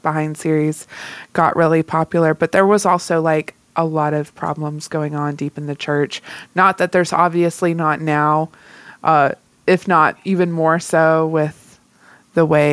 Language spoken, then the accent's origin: English; the South, United States; accent: Southern; I'm from the South